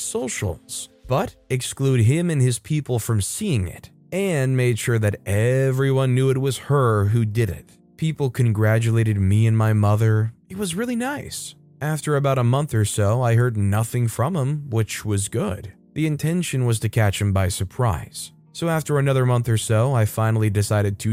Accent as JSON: {"language": "English", "country": "United States", "said": "as an American"}